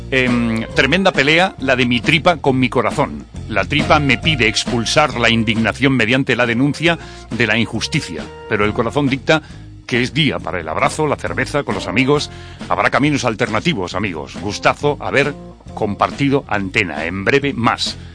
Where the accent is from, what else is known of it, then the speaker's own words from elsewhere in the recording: Spain; Porque somos españoles y tenemos una bandera